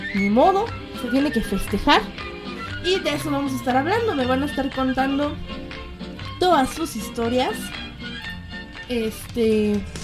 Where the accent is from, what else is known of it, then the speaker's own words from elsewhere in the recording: Mexico City, Mexico; accent: chilango; yo transmito desde la Ciudad de México. Mexicana, digo, mi voz es más que mexicana, ¿verdad? Mi acento más chilango